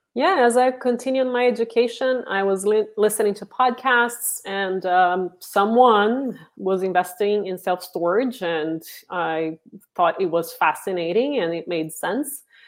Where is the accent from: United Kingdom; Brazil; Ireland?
Brazil; moved away as an adult; now in San Francisco Bay Area, United States; I'm originally from Brazil and, uh, moved to the, to, um, San Francisco Bay Area twenty years ago